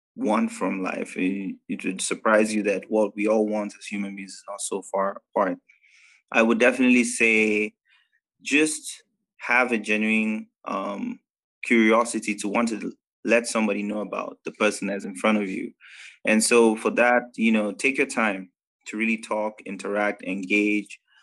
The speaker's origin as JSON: {"language": "English", "country": "Nigeria", "tie": "born or raised there", "moved": "yes", "said": "I'm a Nigerian Indian. Uh, grew up in Nigeria most of my life."}